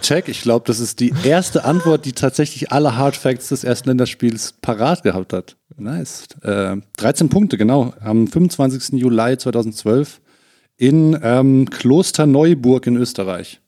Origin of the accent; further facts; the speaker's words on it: Hesse, Germany; gebürtiger Hesse